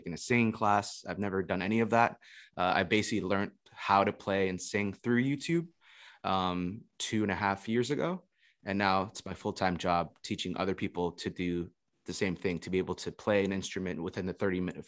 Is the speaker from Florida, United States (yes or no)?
yes; Florida, United States; also born or lived in Indonesia; I'm originally from Florida, but I've been traveling for the past 2 years